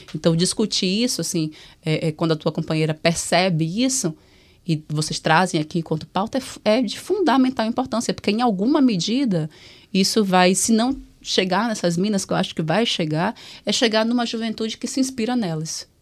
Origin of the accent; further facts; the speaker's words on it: Salvador, Bahia, Brazil; eu venho de Salvador